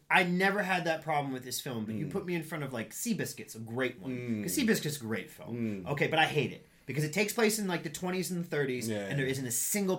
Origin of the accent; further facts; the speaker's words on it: Midwest, United States; I grew up in the Midwest